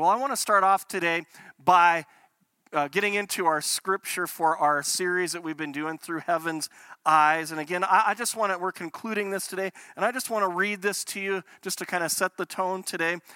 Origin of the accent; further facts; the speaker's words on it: United States; now in Calgary, Canada; I grew up in the States